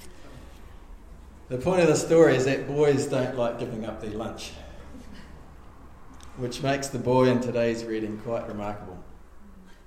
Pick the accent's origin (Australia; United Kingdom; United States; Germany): Australia; I grew up in Narrawhia